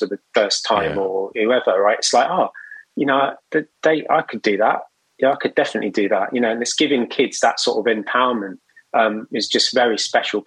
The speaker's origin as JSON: {"language": "English", "region": "London", "country": "United Kingdom", "tie": "born or raised there", "said": "I grew up in West London"}